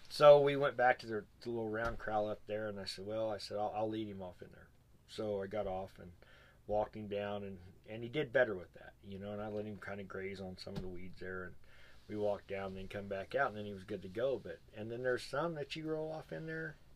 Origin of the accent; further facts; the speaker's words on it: Arizona, United States; I'm from Arizona we don't have water.